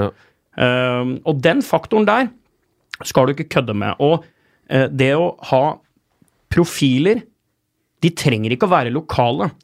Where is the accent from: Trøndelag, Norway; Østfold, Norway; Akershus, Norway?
Akershus, Norway; Asker; da jeg vokste opp i Asker.